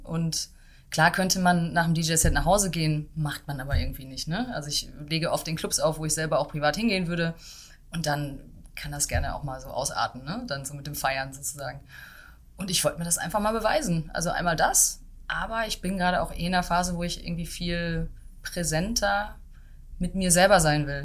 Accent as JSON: {"language": "German", "town": "Dortmund", "region": "North Rhine-Westphalia", "country": "Germany", "tie": "born or raised there", "also_born_or_lived": "London / Berlin", "moved": "as an adult", "said": "Ich komme aus Dortmund und habe da auch ja bis zum Ende der Schule quasi bin ich da aufgewachsen"}